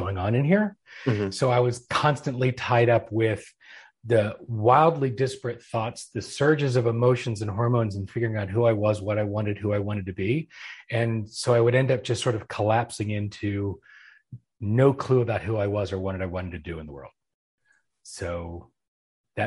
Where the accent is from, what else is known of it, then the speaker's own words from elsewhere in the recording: Philadelphia, Pennsylvania, United States; moved away as an adult; now in Atlanta, United States; I was originally from Philadelphia, been in Atlanta